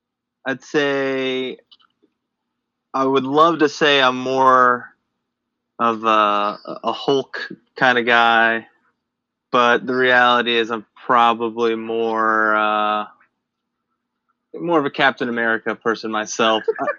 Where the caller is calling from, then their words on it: Charlotte, North Carolina, United States; I'm calling from Charlotte, North Carolina.